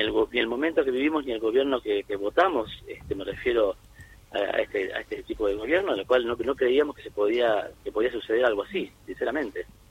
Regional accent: Argentina; como, como argentino, como hincha de gimnasia

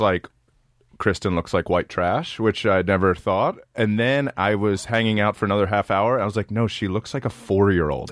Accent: Maryland, United States; born or raised there; moved away

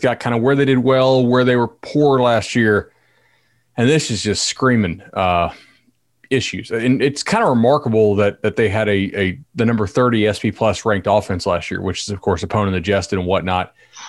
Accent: Fort Myers, Florida, United States; I grew up in Fort Myers.

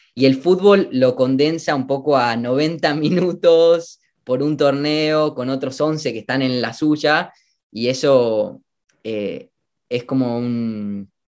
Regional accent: Argentina; moved away as an adult; also born or lived in United States; volviendo a mi, a mi tierra natal

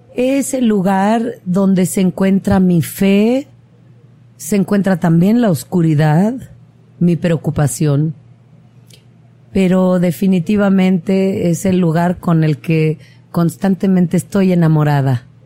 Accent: Oaxaca, Mexico; soy oaxaqueña

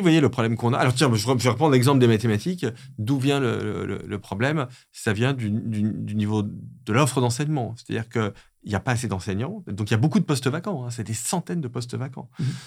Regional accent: France; je suis français

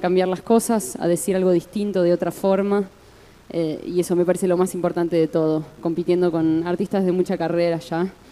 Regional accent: Santa Fe, Argentina; yo soy de Santa Fe

